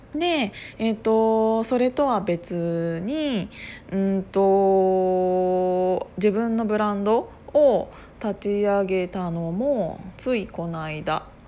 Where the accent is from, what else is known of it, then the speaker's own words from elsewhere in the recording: Kiryu, Gunma, Japan; 群馬県の桐生市出 身なんですけど私